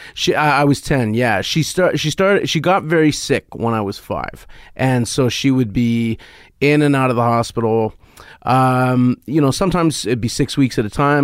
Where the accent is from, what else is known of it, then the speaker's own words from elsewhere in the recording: Canada; as a Canadian